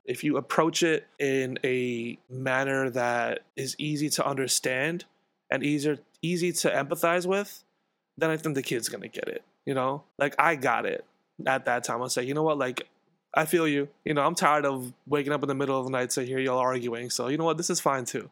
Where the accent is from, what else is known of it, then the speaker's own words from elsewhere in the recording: New York City, New York, United States; I grew up in Queens, in Jackson Heights, in this house right here